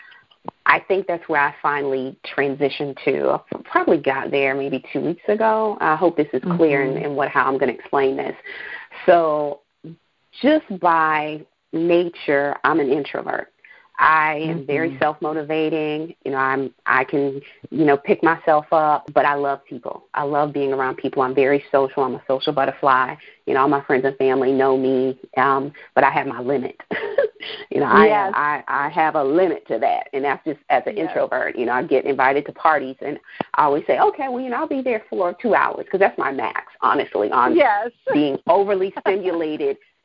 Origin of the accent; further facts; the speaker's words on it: New York City, New York, United States; moved away; I'm from New York. I'm from Brooklyn originally